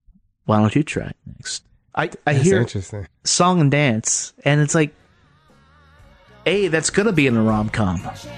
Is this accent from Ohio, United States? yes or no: yes; Akron, Ohio, United States; now in Milwaukee, United States; I was born in Akron.